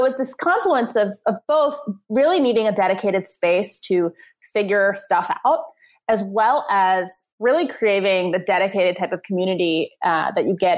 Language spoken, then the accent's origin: English; suburbs of New York City, United States; I grew up in the New York area, in the suburbs of New York City